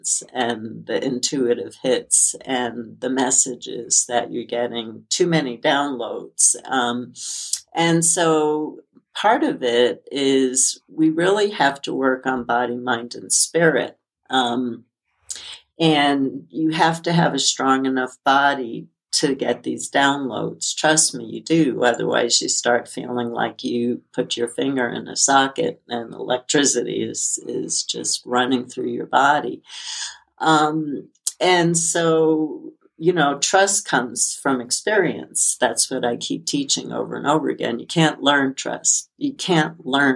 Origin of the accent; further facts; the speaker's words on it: New York, United States; as a child growing up in New York, I had to walk to school during hurricanes